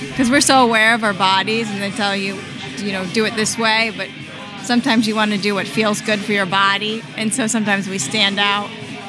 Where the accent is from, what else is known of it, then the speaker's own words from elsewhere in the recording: Silver Spring, Maryland, United States; also born or lived in New York City; now in Philadelphia, United States; I'm actually from Silver Spring, Maryland. Started my ballet training there. Then I moved to New York City, School of American Ballet. And from there, I did an open audition and got a job here. So I've been here for almost 10 years now.